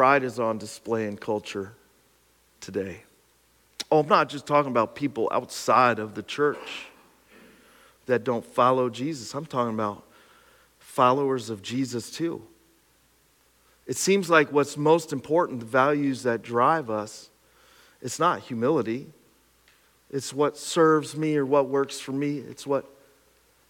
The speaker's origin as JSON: {"language": "English", "town": "Pine Grove", "region": "Pennsylvania", "country": "United States", "tie": "born or raised there", "said": "my hometown of Pine Grove"}